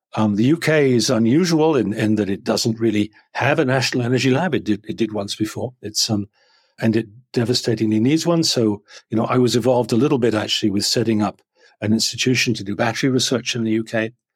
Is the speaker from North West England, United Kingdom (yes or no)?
no; a farm a little bit south of London, South East England, United Kingdom; now in Chicago, United States; I grew up on a farm, um, uh, a little bit south of London, not very far away